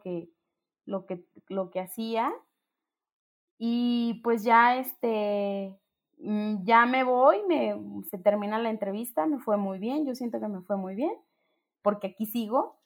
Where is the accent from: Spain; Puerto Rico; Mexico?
Mexico; Ocotlán, Jalisco; moved away as an adult; me voy a mi pueblo, a Ocotlán